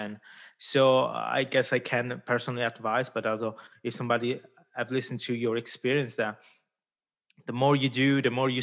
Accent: Ticino, Switzerland; I come from the South. Yeah. I grew up in Ticino

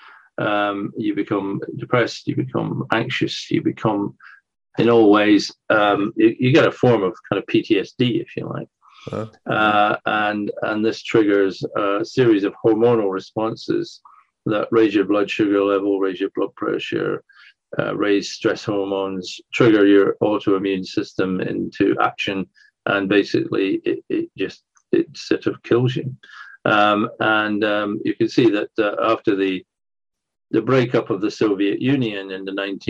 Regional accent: Scotland, United Kingdom; now in England; I grew up in Scotland

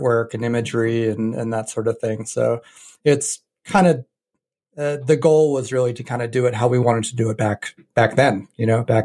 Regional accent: New Hampshire, United States; moved away as an adult; also born or lived in Chicago / Boston area; I grew up in New Hampshire. I think I lived in New Hampshire up until I was about 20 or so.

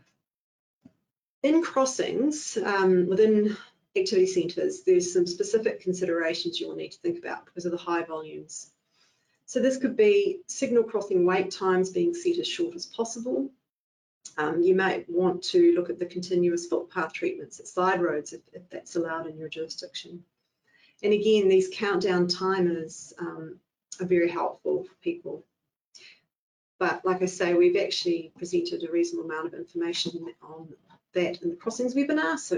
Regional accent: Nelson, New Zealand; I grew up in the Nelson area

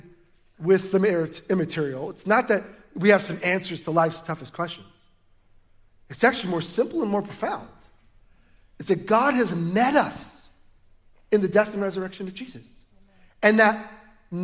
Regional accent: United States; We're American

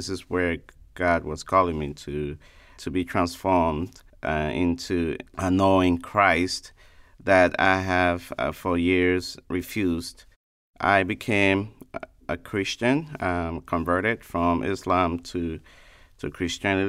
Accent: Liberia; now in Sanford, United States; originally from Liberia, a West African state

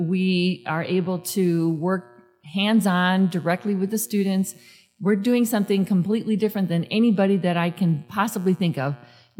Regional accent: Chicago, Illinois, United States; now in Mesa, United States; and I grew up in Chicago

